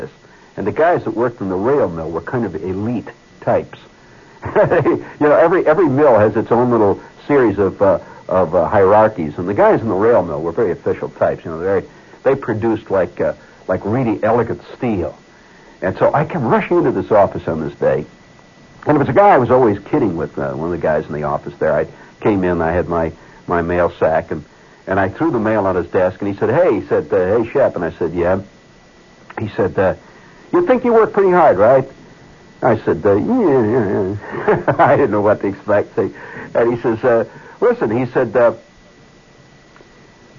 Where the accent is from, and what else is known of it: Indiana, United States; born or raised there; now in New York, United States